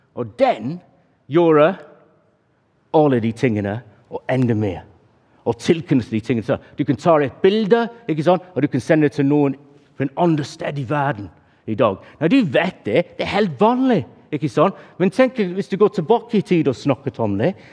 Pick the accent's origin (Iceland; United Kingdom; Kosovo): United Kingdom; England; Norwegian is a second language; moved away; Jeg er engelskmann